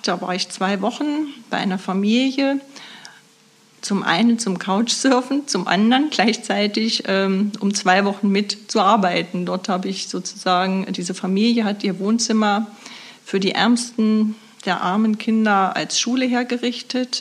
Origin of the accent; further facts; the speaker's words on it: Nordhausen, Thuringia, Germany; ich komme aus Nordhausen und arbeite seit nunmehr 16 Jahren als Buchhalterin im Caritas Altenpflegezentrum in Nordhausen